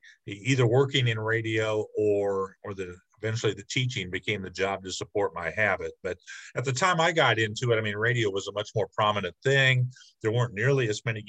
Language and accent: English; Bloomington, Illinois, United States; I grew up near Bloomington